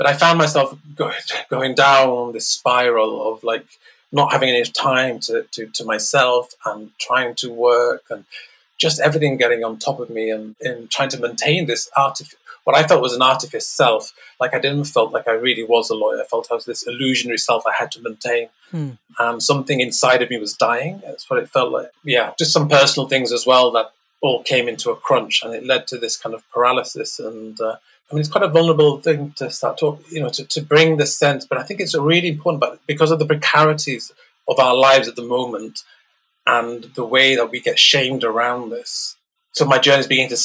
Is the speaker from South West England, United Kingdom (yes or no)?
no; Leeds, Yorkshire and the Humber, United Kingdom; I was born in Leeds, a part called Beeston, quite an economically deprived area.